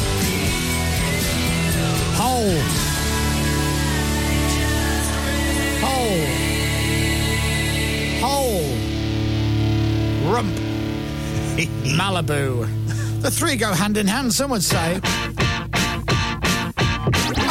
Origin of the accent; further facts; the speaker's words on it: Leeds, Yorkshire and the Humber, United Kingdom; I was born in Leeds, so, and my dad's a Yorkshireman